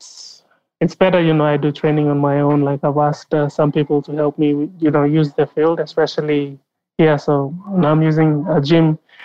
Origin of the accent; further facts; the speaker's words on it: Southern Highlands, Papua New Guinea; also born or lived in East New Britain; I'm from Southern Highlands